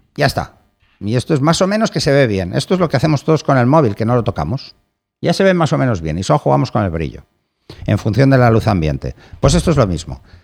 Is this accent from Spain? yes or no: yes; Barcelona, Catalonia, Spain; soy de Barcelona